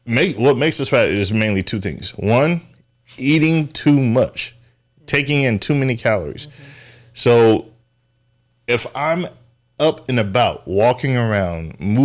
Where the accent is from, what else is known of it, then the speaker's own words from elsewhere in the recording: San Diego, California, United States; moved away; I love seafood. I'm from San Diego, or we moved out here from San Diego.